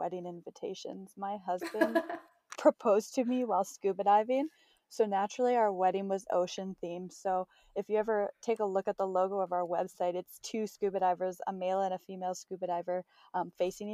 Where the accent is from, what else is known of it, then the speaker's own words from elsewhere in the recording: Northern Ontario, Canada; moved away as an adult; also born or lived in Nova Scotia; I was born and raised in Northern Ontario